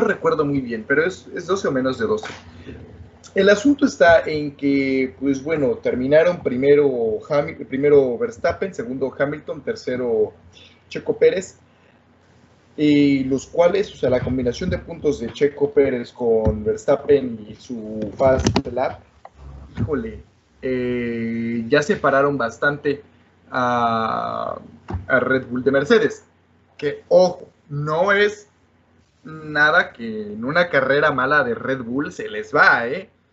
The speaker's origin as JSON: {"language": "Spanish", "country": "Mexico", "said": "yo como mexicano"}